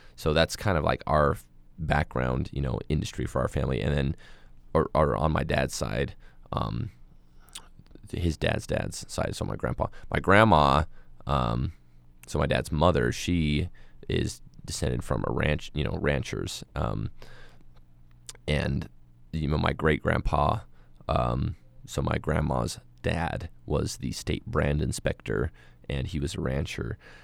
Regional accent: Moab, Utah, United States; I was born and raised in Moab, and I'm a desert rat

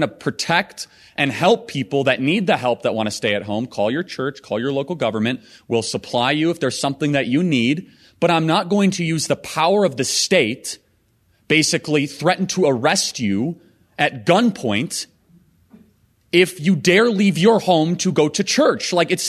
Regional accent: Illinois, United States; It's an honor to be in South Dakota. I'm originally from Illinois.

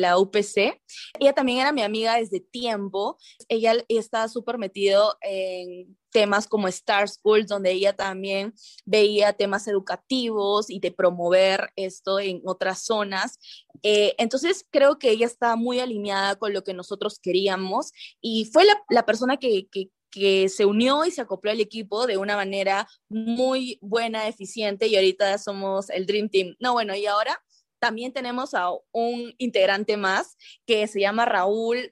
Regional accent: Chiclayo, Lambayeque, Peru; yo soy de Chiclayo

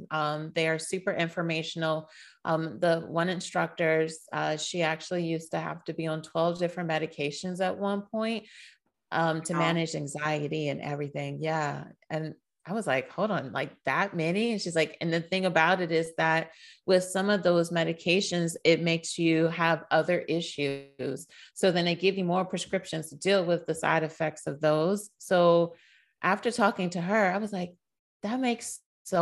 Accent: Washington, District of Columbia, United States; I am originally born and raised in Washington, D.C. So a Washingtonian at heart

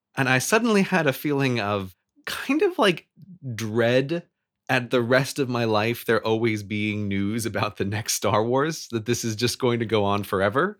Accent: United States; born or raised there

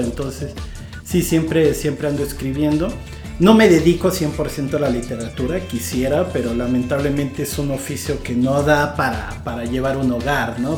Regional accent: Iguala, Guerrero, Mexico; originalmente soy de Iguala Guerrero, aunque mucha gente dice que soy de todos lados y de todas partes. Eh, pues me crié allá

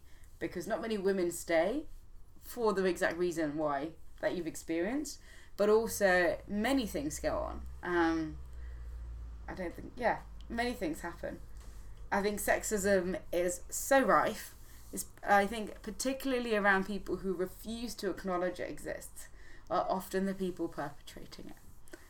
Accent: Zimbabwe; born there; Because I was born in Zimbabwe.

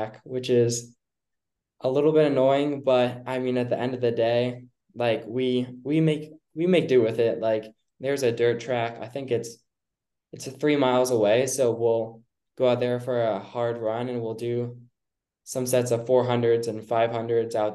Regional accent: Cincinnati, Ohio, United States; I grew up in Cincinnati, born and raised. I lived in Mariemont pretty much my whole life

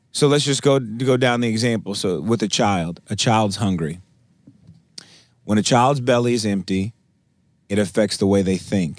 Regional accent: Milwaukee, Wisconsin, United States; now in Tulsa, United States; I, I'm originally from Milwaukee, Wisconsin.

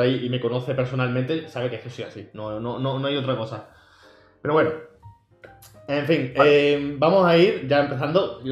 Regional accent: Andalusia, Spain; no soy el típico andaluz

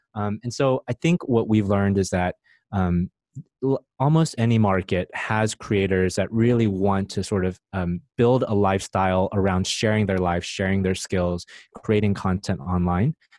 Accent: United States; moved away as an adult; also born or lived in Silicon Valley; now in Vietnam; I grew up in America and uh, spent most of my time in Silicon Valley

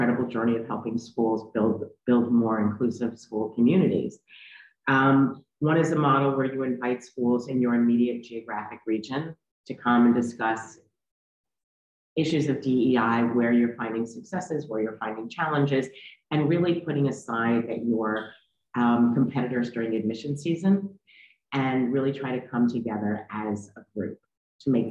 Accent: New York City, New York, United States; I am a white Jewish woman who grew up in New York City. I still live here.

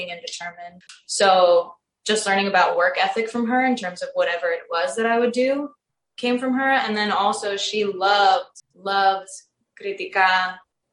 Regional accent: New Jersey, United States; also born or lived in Crete, Greece; So I was born in New Jersey.

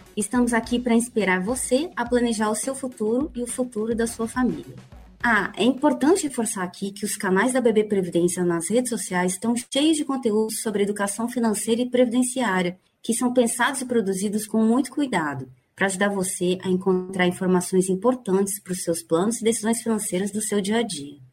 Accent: Campo Grande, Mato Grosso do Sul, Brazil; moved away as an adult; also born or lived in São Paulo; eu sou paulista, né? Sou de São Paulo. Cresci em Campo Grande, Mato Grosso do Sul

